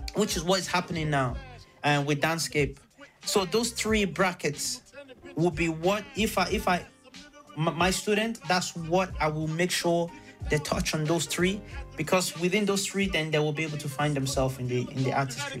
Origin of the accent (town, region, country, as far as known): Carlow, Ireland